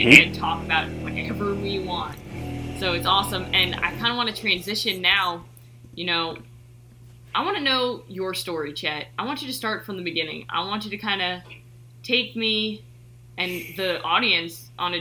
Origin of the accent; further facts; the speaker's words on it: New York City, New York, United States; I'm from Rockaway Beach. Born and raised